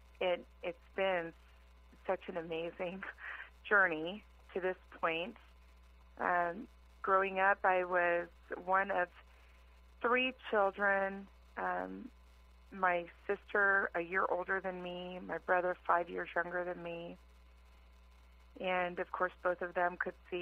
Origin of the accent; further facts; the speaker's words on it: Carson, California, United States; also born or lived in Los Angeles, California; I was born in Los Angeles, California, raised in Carson, which is part of the LA City Schools